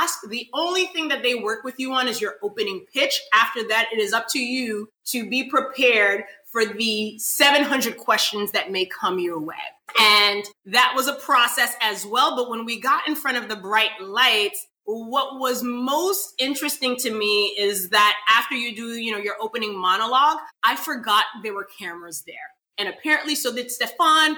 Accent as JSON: {"language": "English", "town": "New York City", "region": "New York", "country": "United States", "tie": "born or raised there", "moved": "yes", "lives_now": "Florida, United States", "said": "That's my hometown. That's where I'm from."}